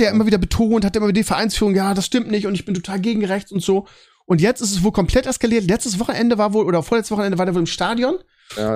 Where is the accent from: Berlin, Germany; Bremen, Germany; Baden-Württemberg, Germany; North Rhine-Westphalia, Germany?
Bremen, Germany; als Bremer